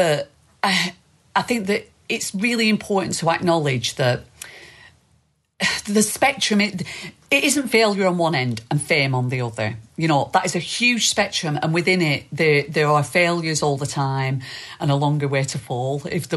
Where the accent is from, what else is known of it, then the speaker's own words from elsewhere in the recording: East Lancashire, North West England, United Kingdom; accent: East Lancashire; East Lancashire accent.